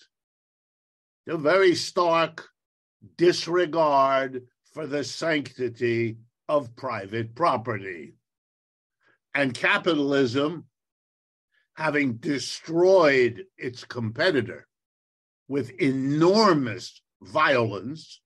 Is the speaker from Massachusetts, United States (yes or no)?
no; Youngstown, Ohio, United States; I was born in the United States in Youngstown, Ohio. I've lived and worked here all my life